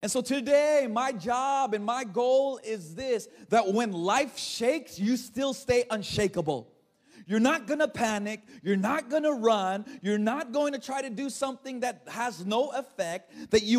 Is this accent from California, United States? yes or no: yes; Los Angeles, California, United States; I was born and raised in Los Angeles.